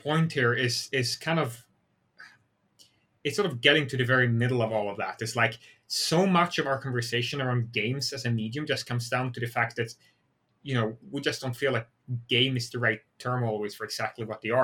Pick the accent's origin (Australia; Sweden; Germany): Sweden; English is a second language; moved away as an adult; now in United States; I'm Swedish, right? Like, I was born in Sweden. I lived in Sweden for a very long time, and I only moved to the US 6 years ago.